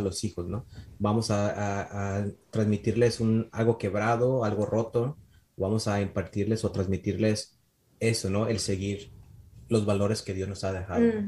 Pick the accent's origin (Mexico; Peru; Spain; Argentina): Mexico; moved away as an adult; now in Michigan, United States; somos mexicanos y trabajamos con gente hispana